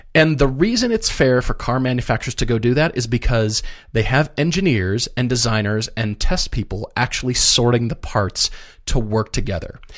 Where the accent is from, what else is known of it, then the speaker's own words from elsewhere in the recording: Colorado, United States; also born or lived in Minneapolis, Minnesota; I grew up in Colorado